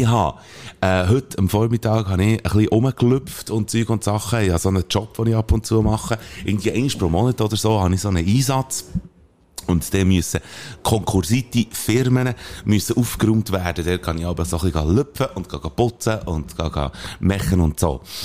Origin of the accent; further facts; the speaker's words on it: Belp, Bern, Switzerland; das Belt, wo ich aufgewachsen bin